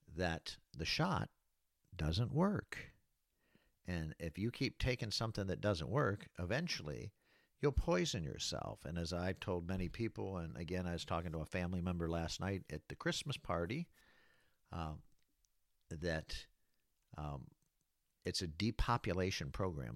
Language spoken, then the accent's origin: English; Battle Creek, Michigan, United States; moved away as an adult; also born or lived in Florida; the city of Battle Creek, Michigan, uh, where I was born and raised